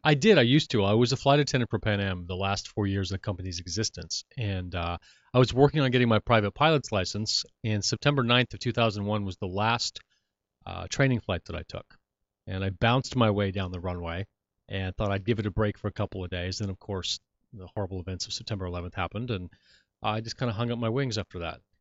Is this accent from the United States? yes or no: yes; Hollywood and Orange County, California, United States; Hollywood in Central America and then Orange County